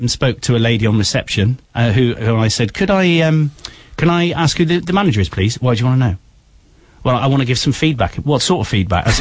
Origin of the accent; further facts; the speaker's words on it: United Kingdom; we as British people